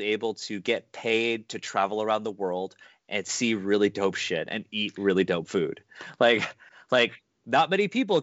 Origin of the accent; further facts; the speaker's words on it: Canada; I was born in Canada.